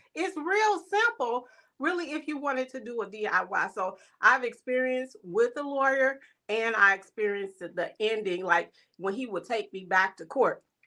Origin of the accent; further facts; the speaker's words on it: East St. Louis, Illinois, United States; now in Minnesota, United States; I'm originally from East Saint Louis, but I live in Minnesota.